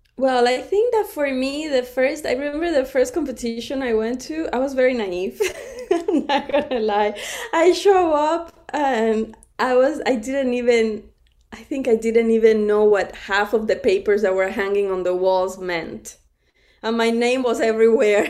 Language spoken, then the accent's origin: English; Cuba; now in United States; I was born in Cuba too, right in front of the water.